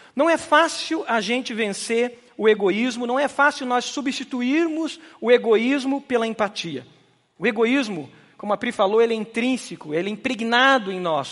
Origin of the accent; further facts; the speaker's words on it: Brazil; Nós, como brasileiros